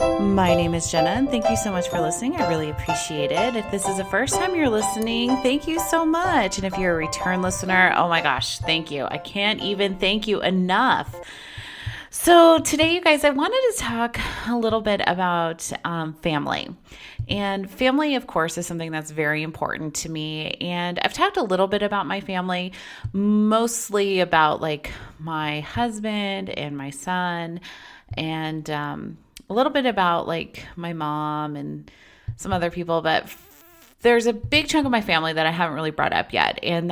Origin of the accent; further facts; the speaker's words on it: Las Vegas, Nevada, United States; born there; I live in Las Vegas now, and I was born here in Las Vegas, but I have a really strong tie to Las Vegas